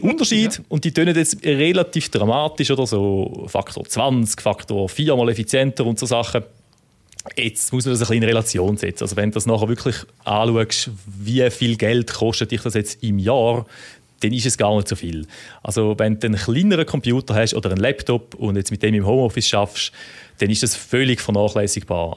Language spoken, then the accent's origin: German; near Müllheim, Thurgau, Switzerland; in Mülheim im Thurgau wohnst, das ist in der Nähe, dort, wo ich aufgewachsen bin